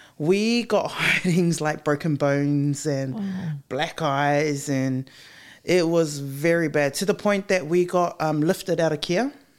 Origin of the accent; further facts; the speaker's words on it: Christchurch, Canterbury, New Zealand; also born or lived in Wellington; I was born in Wellington, and then we moved to Christchurch. So funny, because when we were in Christchurch, I was really, really young, and it was me, my mom, and my older brother.